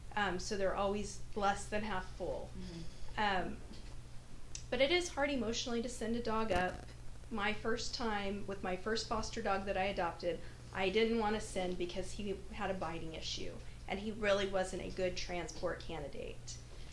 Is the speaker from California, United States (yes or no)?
no; Idaho, United States; That said, I grew up in Idaho, which is also in the Pacific Northwest, and it's very different up there for dogs.